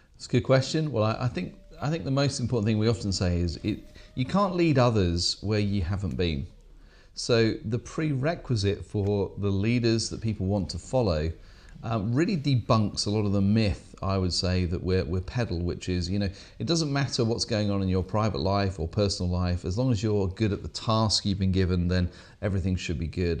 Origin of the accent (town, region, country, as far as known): England, United Kingdom; accent: English